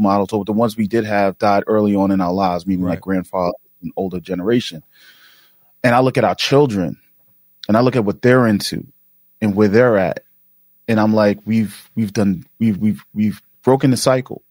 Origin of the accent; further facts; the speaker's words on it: New York City, New York, United States; growing up in Queens and in, in South, you know, Jamaica, Queens